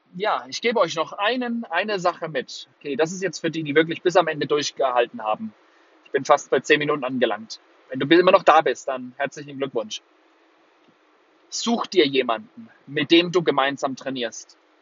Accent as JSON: {"language": "German", "town": "Würzburg", "region": "Bavaria", "country": "Germany", "tie": "born or raised there", "also_born_or_lived": "Singapore", "said": "Würzburg, meine Heimatstadt"}